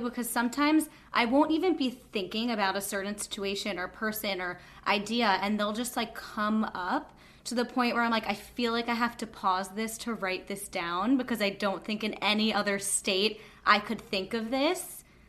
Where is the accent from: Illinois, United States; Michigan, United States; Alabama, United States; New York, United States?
New York, United States; Long Island; And we're both from Long